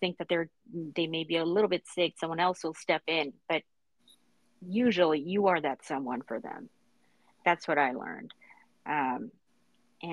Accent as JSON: {"language": "English", "town": "New York City", "region": "New York", "country": "United States", "tie": "born or raised there", "said": "I grew up in Brooklyn. I wasn't born here, but I did grow up here"}